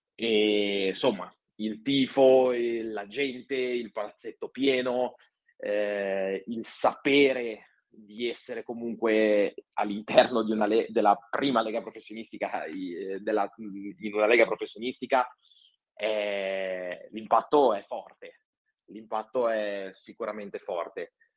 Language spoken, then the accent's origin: Italian; Genoa, Liguria, Italy; moved away as an adult; also born or lived in Borgomanero; io sono originario di Genova